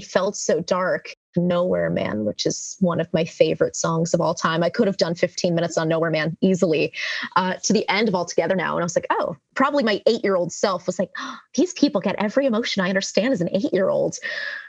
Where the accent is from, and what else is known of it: New Jersey, United States; moved away as an adult; also born or lived in Philadelphia